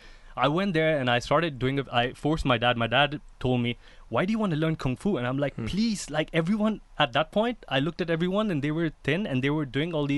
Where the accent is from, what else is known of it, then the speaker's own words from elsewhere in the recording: Dubai, United Arab Emirates; When I was growing up in Dubai, I've come from an Indian family that loves to eat and loves to feed.